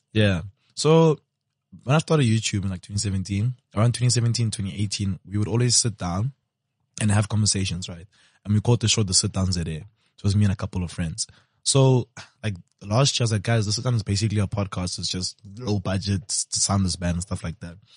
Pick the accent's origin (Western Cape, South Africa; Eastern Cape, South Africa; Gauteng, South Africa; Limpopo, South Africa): Limpopo, South Africa; I'm from Limsa, and I know a lot of people with taverns in Limpopo